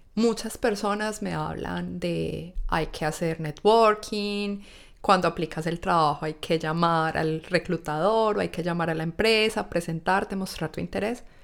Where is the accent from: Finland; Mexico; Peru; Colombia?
Colombia; moved away as an adult; now in Australia; un estatus profesional que traemos de Colombia